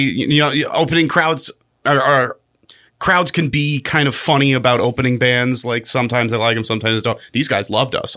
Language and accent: English; Chicago, Illinois, United States; moved away as an adult; now in Pasco County, United States; I'm originally from Chicago